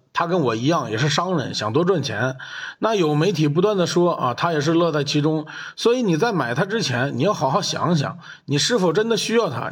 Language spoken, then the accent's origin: Chinese; China; 我们中国人